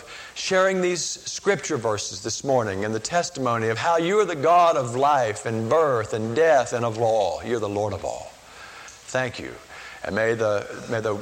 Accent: Chapel Hill, North Carolina, United States; I grew up in Chapel Hill

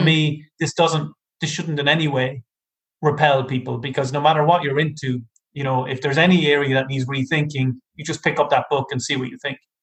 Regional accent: Ireland; I'm from Ireland.

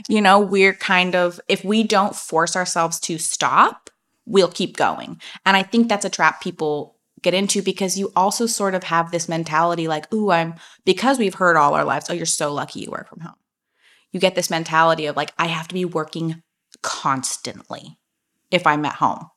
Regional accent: Napa Valley, California, United States; I grew up in Napa Valley

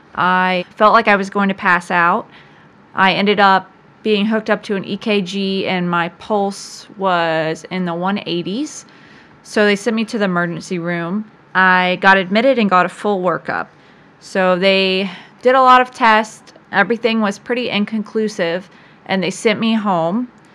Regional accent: Virginia Beach, Virginia, United States; I was born in Virginia Beach, Virginia, and I have lived there for most of my life.

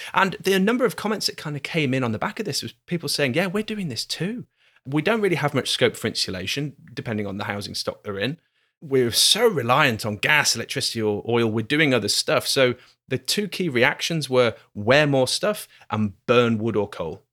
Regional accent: Glasgow, Scotland, United Kingdom; we're from Glasgow, here, everything's slower

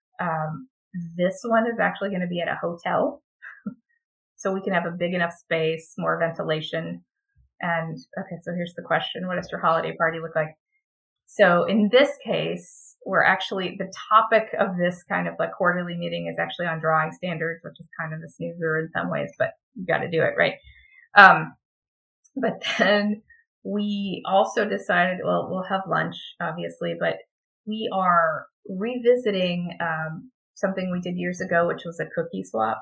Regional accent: Texas, United States; I'm from Texas

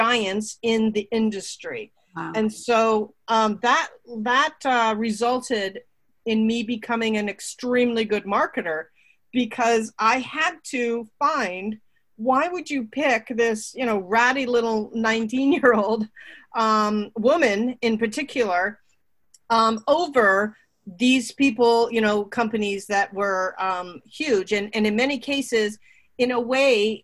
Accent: Burlington, Ontario, Canada; also born or lived in Toronto; I grew up in Burlington, Ontario.

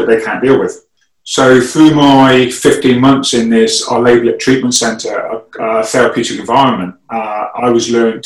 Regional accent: England, United Kingdom; first language English; I speak English because I was born in England

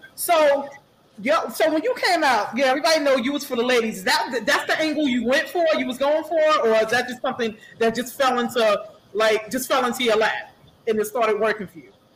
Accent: New York City, New York, United States; I'm from Springfield Gardens.

